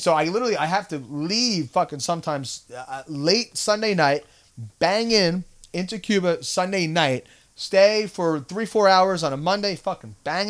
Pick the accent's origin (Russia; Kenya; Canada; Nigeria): Canada; I'm a Canadian, or, you know, I've traveled there.